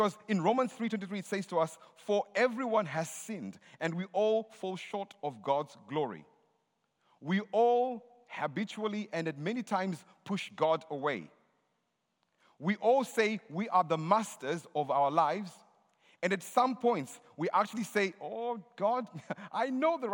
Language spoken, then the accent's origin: English; Zimbabwe; I'm from Zimbabwe.